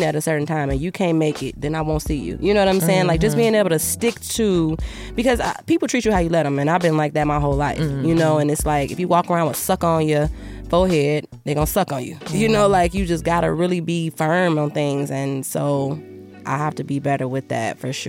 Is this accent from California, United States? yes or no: no; Chicago, Illinois, United States; Chicago, Southside